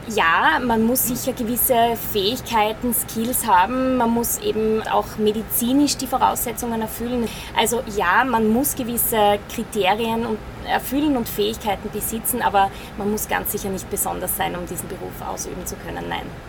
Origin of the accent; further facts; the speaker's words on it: Fürstenfeld, Styria, Austria; Ich bin 30 Jahre geboren in Fürstenfeld in der Steiermark